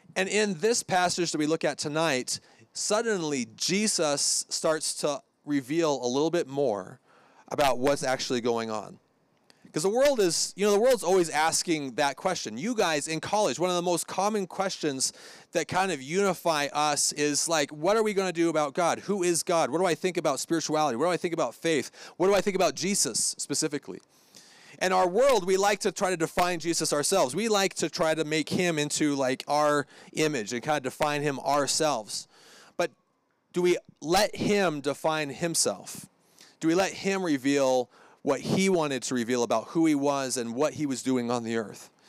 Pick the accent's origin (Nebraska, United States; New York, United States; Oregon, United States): Oregon, United States; Hermiston; moved away; Hermiston, Oregon sticker on the front. That's where I'm from.